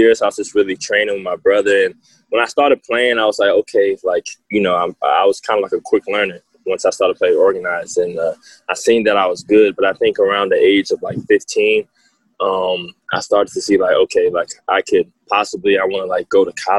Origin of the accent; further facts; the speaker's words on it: Germantown, Maryland, United States; also born or lived in New York City, New York; I moved to Maryland when I was 5 years old. I moved to Germantown, Maryland. That's where I was raised.